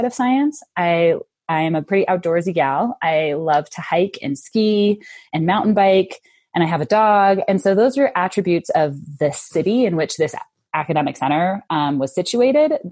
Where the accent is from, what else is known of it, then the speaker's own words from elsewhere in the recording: Denver, Colorado, United States; moved away as an adult; now in Salt Lake City, United States; I'm from Denver.